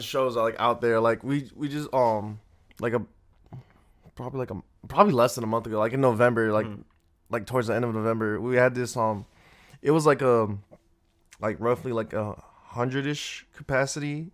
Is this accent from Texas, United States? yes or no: no; Phoenix, Arizona, United States; I'm from South Phoenix, and like yeah. I like lived there my whole life